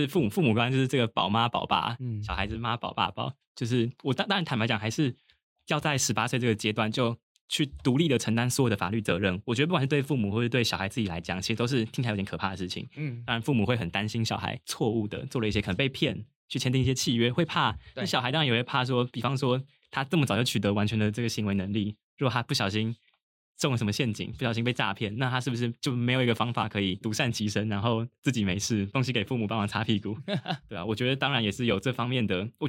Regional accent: Taipei, Taiwan; 我自己是个人是比较幸运，因为我老家在台北，所以我其实还是住家里。

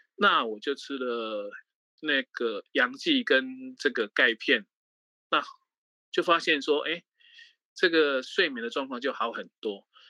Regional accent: Taiwan; moved away as an adult; also born or lived in Mainland China; 我是在大陆大概工作三十年，快，二，二十几年，快三十年，我大概是十，六年前才回台湾

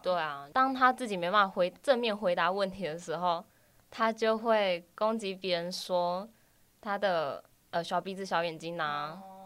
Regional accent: Kaohsiung, Taiwan; moved away as an adult; also born or lived in Tainan; now in Taipei, Taiwan; 我是土生土长的高雄人，待在高雄十八年了

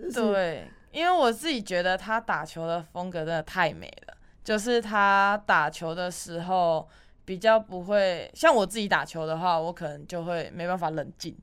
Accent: Taiwan; 我们台湾人

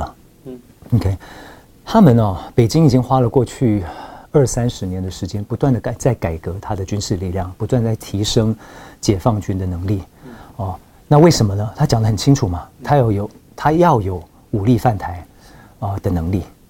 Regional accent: Taiwan; 我们台湾人的挑战

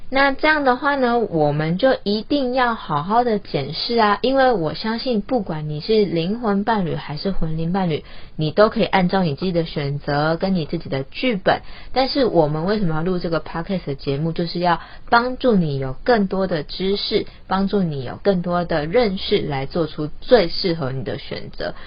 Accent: Taiwan; 像我们台湾人，我们讲中文

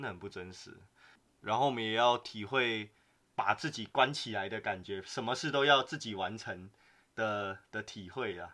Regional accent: Taiwan; moved away as an adult; now in Vienna, Austria; 我们台湾人在海外

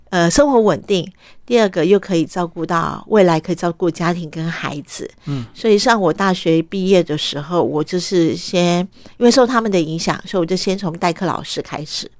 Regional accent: Taipei, Taiwan; also born or lived in Vietnam; 我的受教育都是从台湾开始

